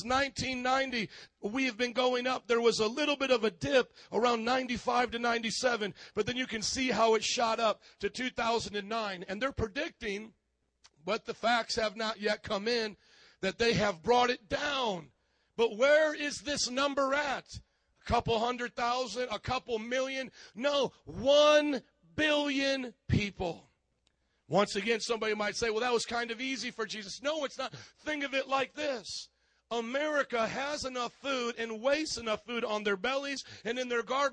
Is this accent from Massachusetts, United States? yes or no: no; Fort Wayne, Indiana, United States; moved away; also born or lived in Miami; my hometown, Fort Wayne, Indiana